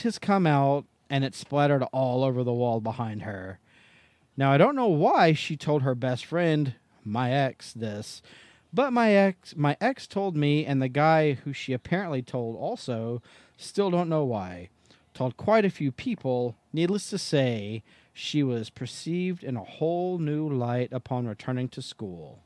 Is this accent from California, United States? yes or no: no; Tennessee, United States; I'm from Tennessee.